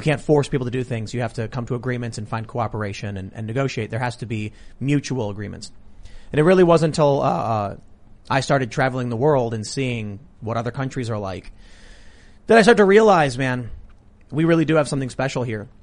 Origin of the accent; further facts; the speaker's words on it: Chicago, Illinois, United States; I grew up here. I grew up in Chicago.